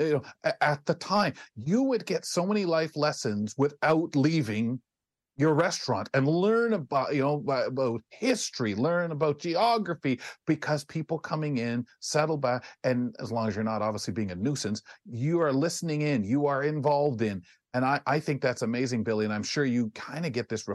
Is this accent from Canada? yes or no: yes; London, Ontario, Canada; born or raised there